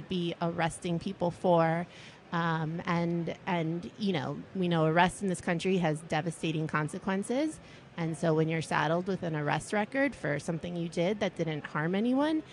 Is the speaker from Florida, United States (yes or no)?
yes; Miami, Florida, United States; I grew up in Miami, Florida.